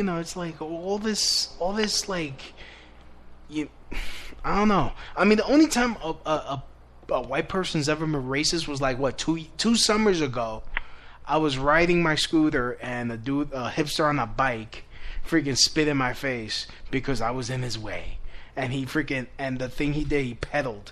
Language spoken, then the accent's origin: English; New York City, New York, United States; growing up in New York City